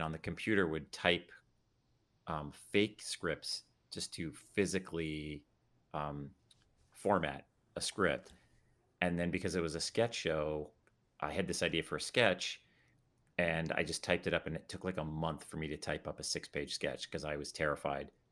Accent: Calgary, Alberta, Canada; now in United States; I grew up in Calgary

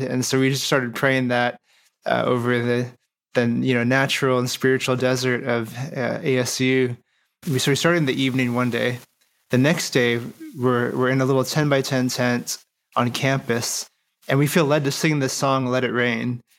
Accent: Phoenix, Arizona, United States; I'm from Phoenix, Arizona.

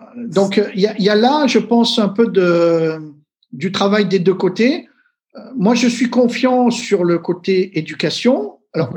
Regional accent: Marseille, Provence-Alpes-Côte d'Azur, France; je viens de Marseille

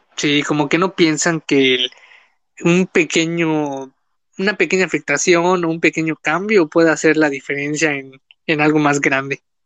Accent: Quintana Roo, Mexico; yo soy del sur, yo soy de Quintana Roo

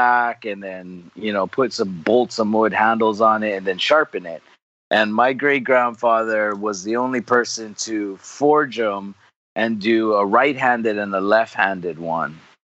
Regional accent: Hawaii, United States; not Hawaiian. I'm third generation born Hawaii. My family immigrated from Japan. My dad's side … my mom is Okinawan. And they both were immigrants for the sugarcane industry.

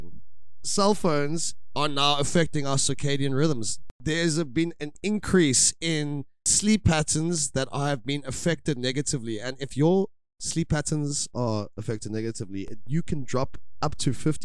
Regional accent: South Africa; I'm South African

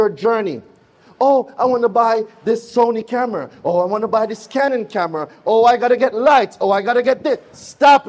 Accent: Jamaica; accent: Jamaican; You cannot miss my accent nowhere. Why? Because I'm Jamaican

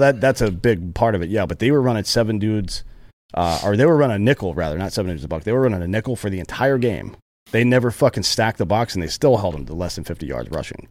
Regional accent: United States; moved away; I'm from the Carolinas where they have primarily mustard-based sauce

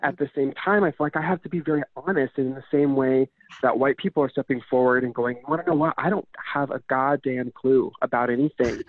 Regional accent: Utah, United States; growing up in Utah was such a clusterfuck

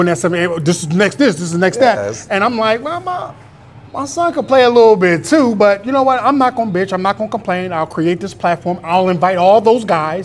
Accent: Philadelphia, Pennsylvania, United States; moved away as an adult; now in Chicago, United States; my son and my family, we're from Philadelphia.

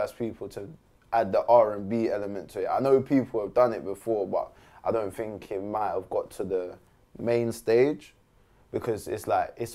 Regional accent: Croydon, London, United Kingdom; I'm from Croydon.

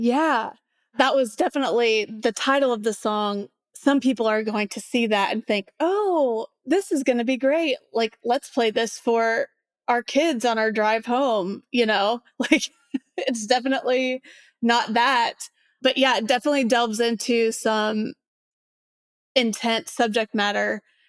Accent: Indiana, United States; One reason being that I'm from Southern Indiana, kind of a conservative area. I grew up in the church

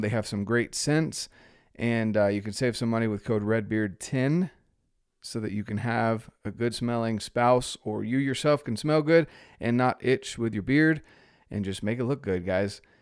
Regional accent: North Carolina, United States; I'm from North Carolina.

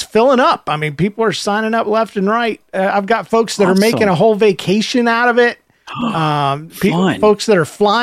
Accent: the South, United States; I was raised in the South

